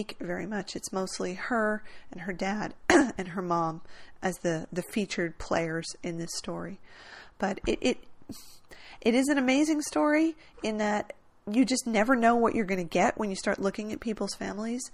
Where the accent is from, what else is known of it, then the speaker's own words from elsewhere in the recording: New Jersey, United States; I grew up in New Jersey